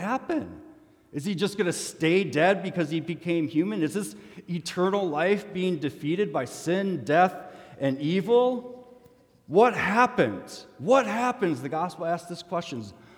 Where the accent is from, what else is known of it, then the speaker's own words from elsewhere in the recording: Minnesota, United States; as a Minnesotan